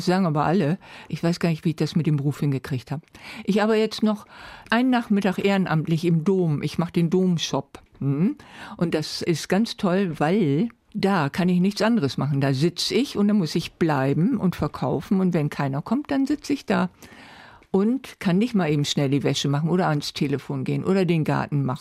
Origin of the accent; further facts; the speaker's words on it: Bremen, Germany; also born or lived in Neustadt, Bremen; ich komme aus Walle